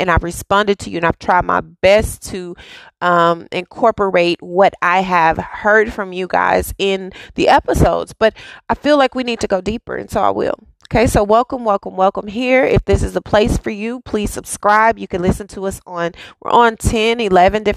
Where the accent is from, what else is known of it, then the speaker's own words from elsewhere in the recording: Dallas, Texas, United States; a girl who was born and raised in Oak Cliff